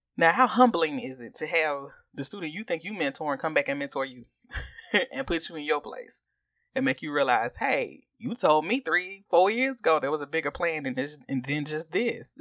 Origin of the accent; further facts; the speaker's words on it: Augusta, Georgia, United States; we are from Augusta, Georgia, and we are both members of Tabernacle Baptist Church in Augusta, Georgia